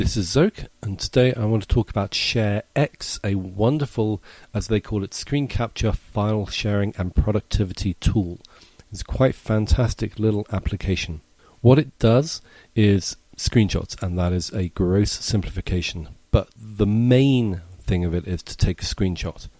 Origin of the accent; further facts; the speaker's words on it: England, United Kingdom; now in United States; as an Englishman living in America